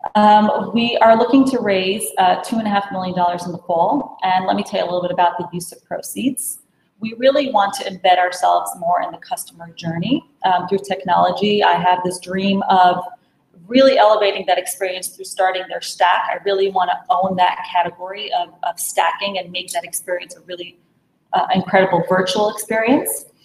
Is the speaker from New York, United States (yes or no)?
yes; New York City, New York, United States; I was born and raised in Brooklyn